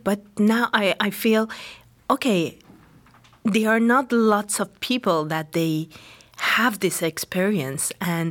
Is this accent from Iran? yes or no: yes; Iran; English is a second language; Yeah, I was born in Iran during the war, Iraq-Iran.